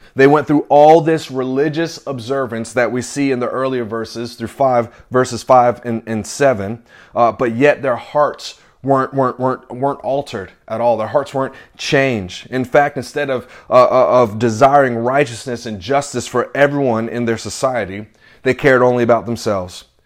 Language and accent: English; the South, United States; also born or lived in New York / North Carolina; now in Nashville, United States; I grew up in the South